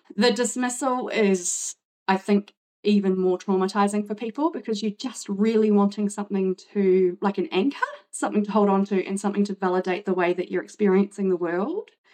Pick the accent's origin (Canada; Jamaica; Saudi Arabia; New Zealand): New Zealand; moved away as an adult; now in Brisbane, Australia; I'm originally from New Zealand, but I live now in Brisbane, which I've been here for 14 years.